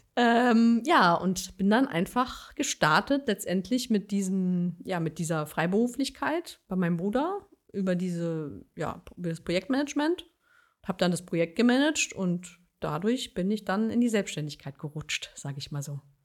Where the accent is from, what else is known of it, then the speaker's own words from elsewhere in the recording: Berlin, Germany; moved away as an adult; now in Bonn, Germany; in Berlin geboren, in Berlin aufgewachsen und dann irgendwann ins Rheinland